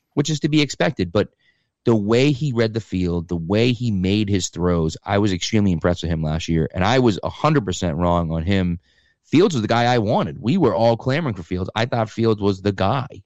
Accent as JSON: {"language": "English", "region": "Massachusetts", "country": "United States", "tie": "born or raised there", "said": "grew up in Massachusetts, um, in a small town"}